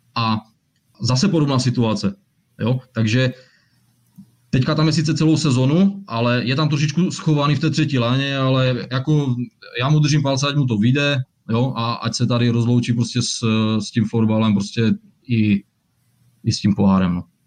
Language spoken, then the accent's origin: Czech; Ostrava, Moravian-Silesian Region, Czechia; jsem z Ostravy a že jsem Vítkovičák